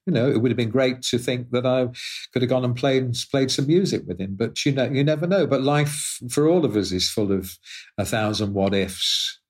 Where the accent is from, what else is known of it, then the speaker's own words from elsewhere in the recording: Liverpool, North West England, United Kingdom; born there; that article mentions the fact that I was born in Liverpool.